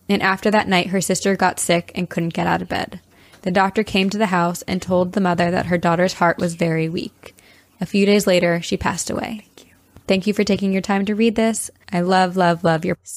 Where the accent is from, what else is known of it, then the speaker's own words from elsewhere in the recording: Fresno, California, United States; So I've pretty much lived in central California my entire life. I'm originally from Fresno, California, but moved about 45 minutes south to be with my boyfriend who is in the Navy.